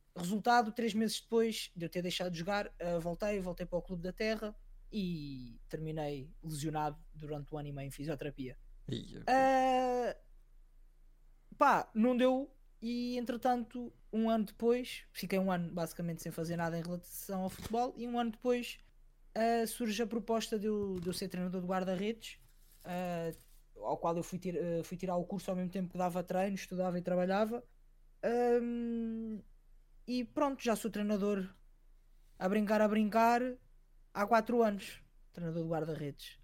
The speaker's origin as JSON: {"language": "Portuguese", "town": "Sintra", "region": "Lisbon", "country": "Portugal", "said": "eu sou de Sintra, há uma comunidade bastante africana"}